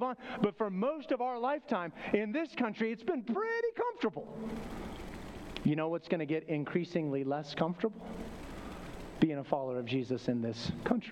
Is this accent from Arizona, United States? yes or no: yes; Flagstaff, Arizona, United States; moved away; Growing up in Flagstaff, Arizona